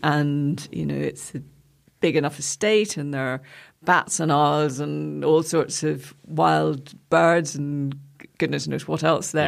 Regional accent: Gilford, Northern Ireland, United Kingdom; born or raised there; moved away as an adult; also born or lived in London

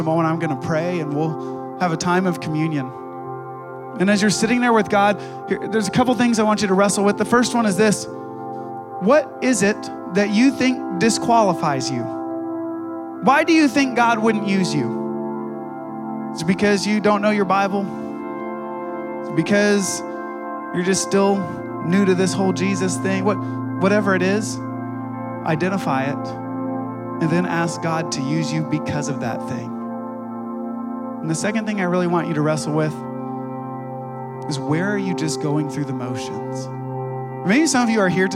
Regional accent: Ohio, United States; moved away; I grew up in Ohio

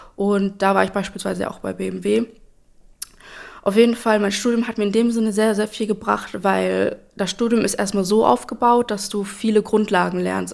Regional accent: Espelkamp, North Rhine-Westphalia, Germany; now in Lübbecke, Germany; ich bin aufgewachsen in Espelkamp und bin dort auch zur Schule gegangen

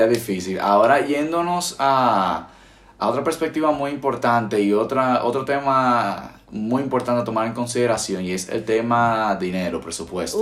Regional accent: Dominican Republic; accent: Dominican; moved away as an adult; now in Spain; cuando nosotros hablamos con un, domi con un acento dominicano bien profundo, muchas veces no nos entienden

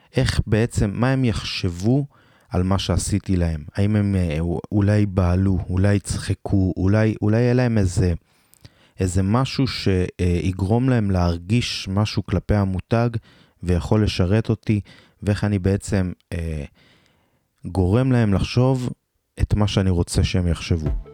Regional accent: Beersheba, Southern District, Israel; אני מבאר שבע במקור

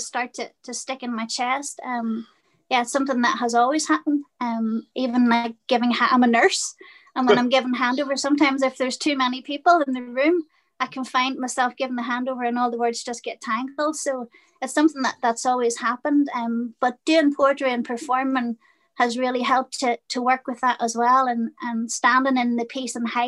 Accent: Belfast, Northern Ireland, United Kingdom; now in County Down, United Kingdom; I grew up in Belfast in the 70s and 80s. I'm currently living in a little village in County Down, just about 20 miles from Belfast.

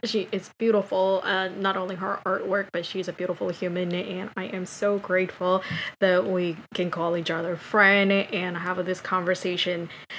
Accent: New York, United States; I think, especially as a New Yorker, we often drink coffee more than we drink water.

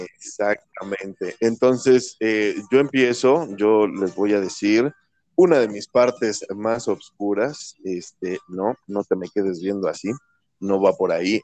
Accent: Mexico; como buen mexicano

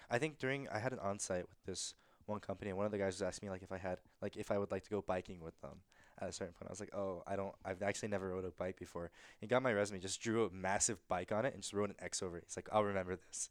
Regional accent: Georgia, United States; growing up in Georgia

